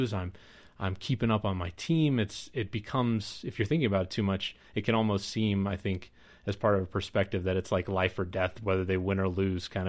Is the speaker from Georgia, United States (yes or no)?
no; Kansas, United States; moved away; I grew up in Kansas